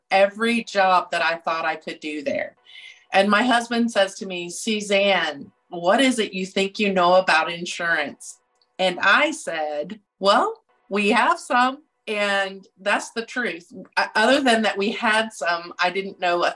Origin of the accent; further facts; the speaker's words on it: Texas, United States; moved away as an adult; also born or lived in Illinois; I'm from Texas. I live in Rockwall